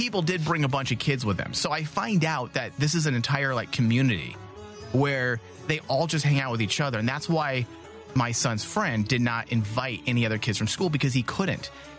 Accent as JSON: {"language": "English", "country": "Mexico", "said": "just like I'm Mexican."}